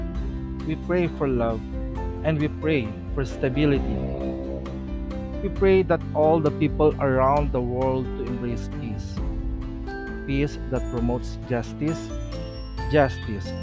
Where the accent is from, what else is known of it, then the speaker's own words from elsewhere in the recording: Philippines; As Filipino